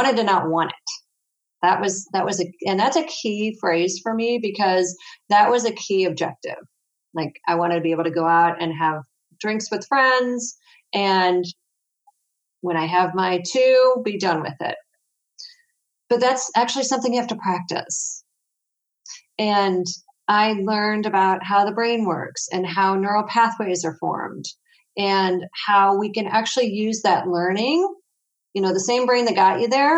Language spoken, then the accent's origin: English; St. Louis, Missouri, United States; I'm from St. Louis, Missouri, so I'm right in the middle of the U.S.